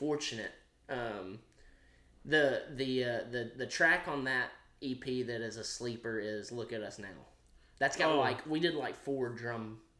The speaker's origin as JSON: {"language": "English", "town": "Franklin", "region": "Kentucky", "country": "United States", "tie": "born or raised there", "also_born_or_lived": "Bowling Green, Kentucky", "said": "growing up in Kentucky, Franklin"}